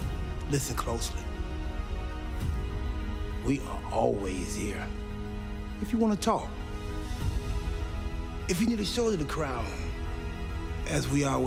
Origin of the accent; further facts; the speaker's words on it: Charlotte, North Carolina, United States; born there; I was born in Charlotte, North Carolina, on a cold January morning.